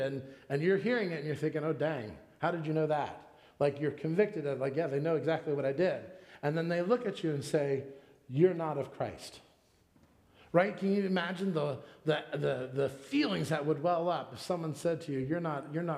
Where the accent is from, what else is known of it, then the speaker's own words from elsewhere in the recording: Florida, United States; I'm from Florida